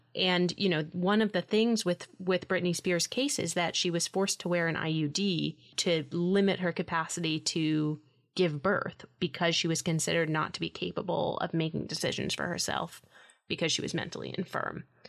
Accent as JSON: {"language": "English", "town": "New York City", "region": "New York", "country": "United States", "tie": "born or raised there"}